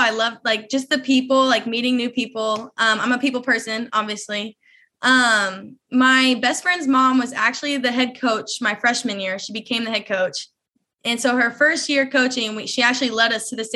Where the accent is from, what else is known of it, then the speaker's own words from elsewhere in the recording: Bryant, Arkansas, United States; I'm from Bryant, Arkansas